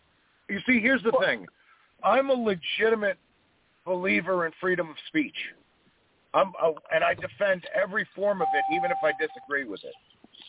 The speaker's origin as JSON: {"language": "English", "town": "New York City", "region": "New York", "country": "United States", "tie": "born or raised there", "also_born_or_lived": "Knoxville, Tennessee", "moved": "as an adult", "said": "I was born … in Jackson Heights, Queens, New York. And, I'm your typical New Yorican."}